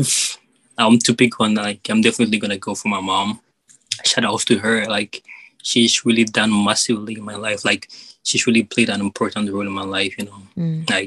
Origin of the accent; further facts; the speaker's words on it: Ghana; moved away; we are gonna move from Ghana and come to Abroad